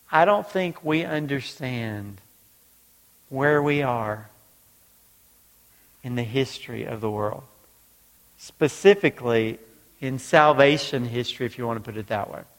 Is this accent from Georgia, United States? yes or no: yes; Georgia, United States; also born or lived in North Carolina; now in New York, United States; Now in New York, I know you're surprised now that I'm originally from Georgia, the accent's gone and everything, but, but I did. I grew up in Georgia, moved to North Carolina